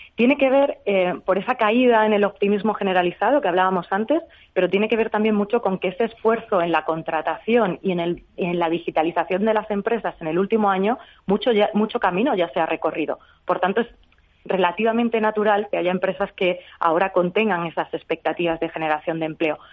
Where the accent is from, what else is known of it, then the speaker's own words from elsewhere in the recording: Extremadura, Spain; yo, como buena extremeña